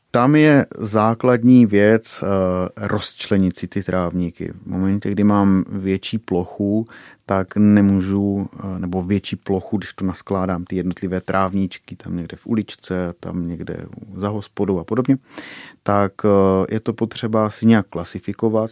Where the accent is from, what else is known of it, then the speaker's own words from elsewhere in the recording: Šumice, Czechia; u nás v Šumicích